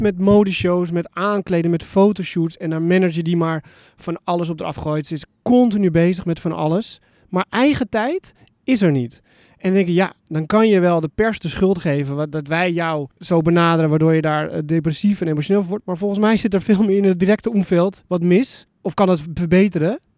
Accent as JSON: {"language": "Dutch", "country": "Netherlands", "tie": "born or raised there", "said": "ik ben in Nederland opgevoed"}